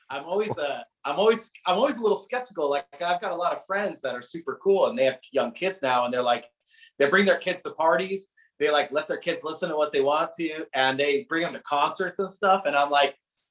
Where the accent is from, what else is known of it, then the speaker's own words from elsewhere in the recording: Southern California, United States; I grew up in Southern California, but like suburban Southern California. So about an hour north of LA and a bit secluded.